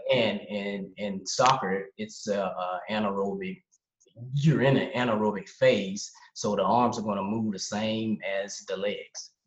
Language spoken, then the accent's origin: English; Charlotte, North Carolina, United States; moved away as an adult; now in Essen, Germany; I'm originally from Charlotte, North Carolina. Uh, I've been in Germany